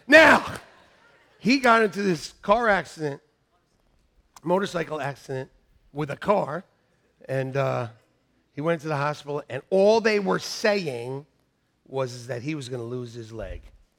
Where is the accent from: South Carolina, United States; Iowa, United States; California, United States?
Iowa, United States; I'm from Iowa, and I've had people cry